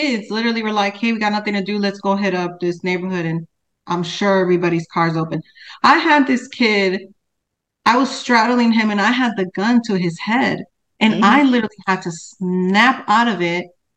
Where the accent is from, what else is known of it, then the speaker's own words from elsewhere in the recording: Chicago, Illinois, United States; now in Texas, United States; I'm from Chicago